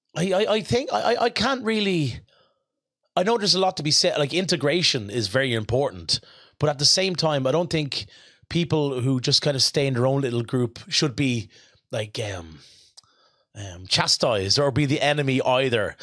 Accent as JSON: {"language": "English", "town": "Rush", "region": "Leinster", "country": "Ireland", "tie": "born or raised there", "said": "when I was a kid, growing up in Rush, which is a very rural part"}